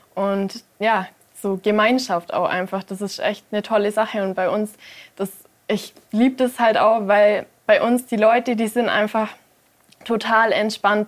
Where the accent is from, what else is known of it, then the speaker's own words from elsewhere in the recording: Mindelheim, Bavaria, Germany; auch gerade in meiner Heimatstadt